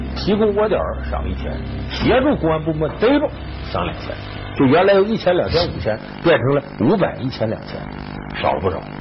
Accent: Northeast China, China; accent: Northeastern; 咱们东北话叫撕巴起来了

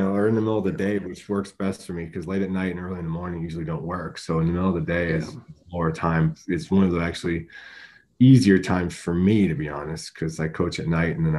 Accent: Buffalo, New York, United States; I grew up in Buffalo

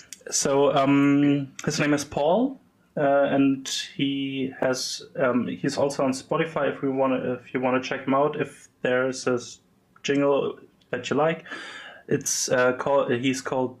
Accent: Germany; I'm from Germany, living in Berlin.

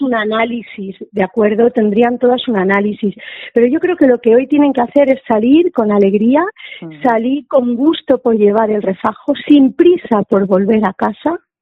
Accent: interior of Alicante, Valencian Community, Spain; soy del interior de Alicante

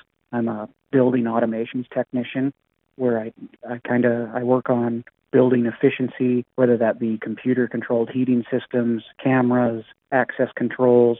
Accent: Havre, Montana, United States; I've been born and raised in Havre, been here all my life

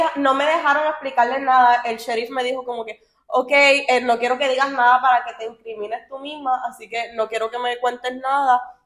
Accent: Miami, Florida, United States; somos de Miami

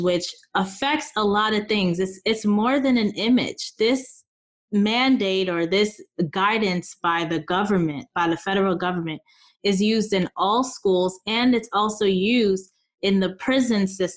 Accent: United States; we're American

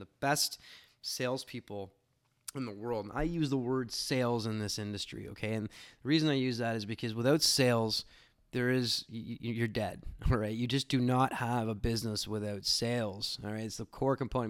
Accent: Canada; being a Canadian

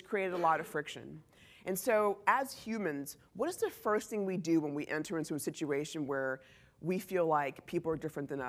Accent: Texas, United States; moved away as an adult; also born or lived in Silicon Valley, California; now in Boulder, Colorado, United States; I'm from Texas, as you can tell. I grew up in Texas

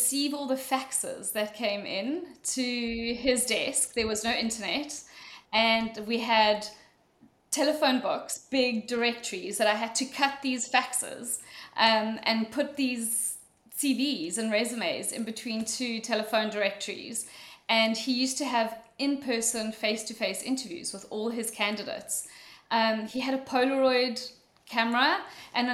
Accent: South Africa; moved away as an adult; also born or lived in Mauritius / Dublin, Ireland; I'm sure you're all wondering what my accent is, I went to school in South Africa. I was born in a little island of Mauritius

